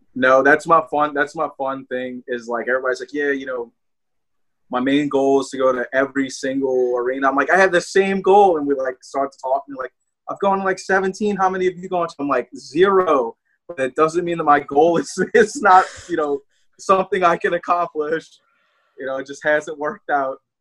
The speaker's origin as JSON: {"language": "English", "region": "the South", "country": "United States", "accent": "southern twang", "said": "I have a southern twang"}